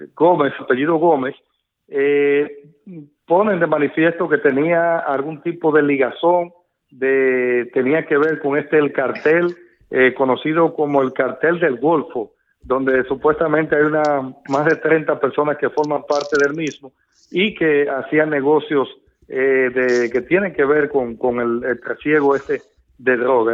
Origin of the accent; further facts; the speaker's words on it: Dominican Republic; como periodista, como dominicano